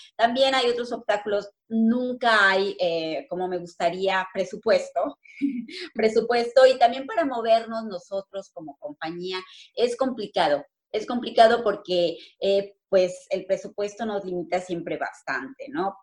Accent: Cirándaro, Guerrero, Mexico; also born or lived in Morelia, Mexico; now in Manchester, United Kingdom; yo soy de la Tierra Caliente y bueno, de ese pueblito bellísimo de Cirándaro, de los Chávez Guerrero

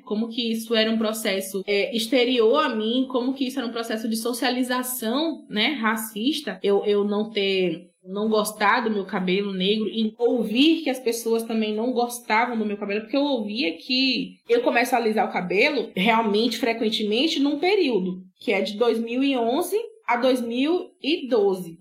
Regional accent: Brazil; Eu morava em Borarema, né? Eu sou de Borarema.

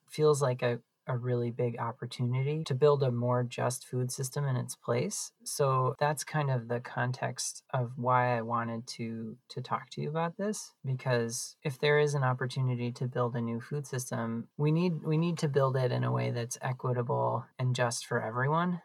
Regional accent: Green Bay, Wisconsin, United States; I live in Green Bay. I'm, I was born and raised here in Green Bay

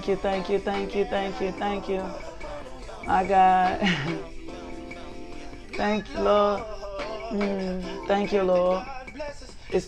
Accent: Little Rock, Arkansas, United States; Little Rock, my hometown

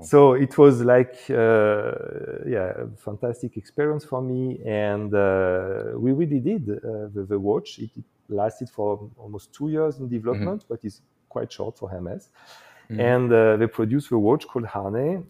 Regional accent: eastern France, France; also born or lived in Morocco; I was born actually in uh, the eastern part of France, very close to uh, to Switzerland

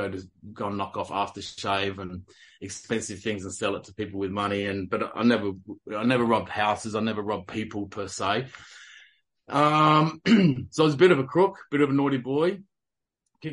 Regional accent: South Australia, Australia; moved away as an adult; now in the coast, Australia; I'm from South Australia, so I was born and bred South Australian, crow eater.

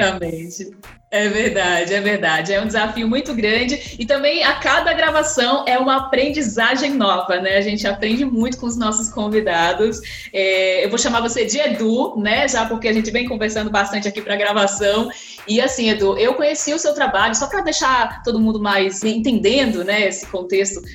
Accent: São Paulo, Brazil; also born or lived in Rio Grande do Norte; Eu, como paulista, potiguar também, né? Sou potiguar de coração

